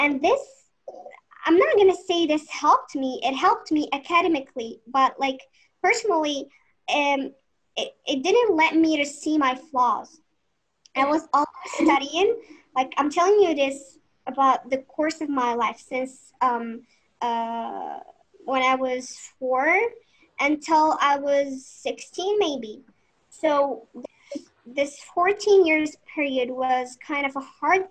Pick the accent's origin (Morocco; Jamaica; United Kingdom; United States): Morocco; I'm 19 and I'm from Morocco